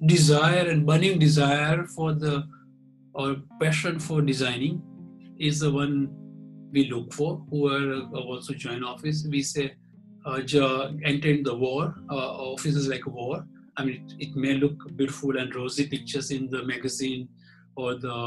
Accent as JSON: {"language": "English", "town": "Ahmedabad", "region": "Gujarat", "country": "India", "said": "I'm from Ahmedabad."}